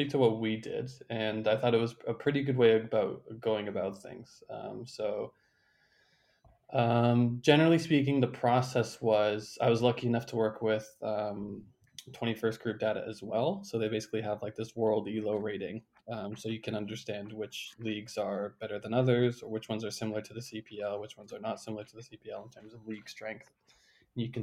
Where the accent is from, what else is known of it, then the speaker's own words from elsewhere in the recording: Canada; As a Canadian